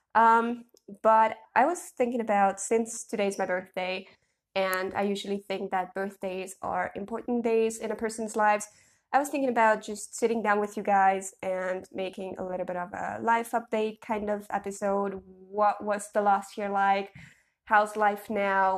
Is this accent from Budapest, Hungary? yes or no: yes; Budapest, Hungary; moved away; we could spend a beautiful week in my hometown, or, like, my home city